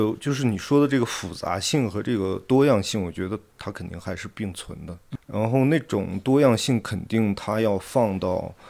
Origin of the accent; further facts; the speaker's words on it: Xining, Qinghai, China; 然后我小时候是在东区长大，是在那个穆斯林社区长大，我上学就在清真大寺旁边的那个那个学校，